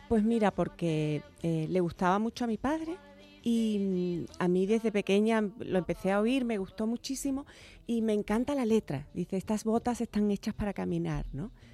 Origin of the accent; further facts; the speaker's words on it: Chiclana de la Frontera, Andalusia, Spain; moved away as an adult; also born or lived in Cádiz / New York; now in Madrid, Spain; Y yo nací en Cádiz, pero a los nada, inmediatamente me, me llevaron para Chiclana, que es mi tierra, ahí está mi familia y, allí me crié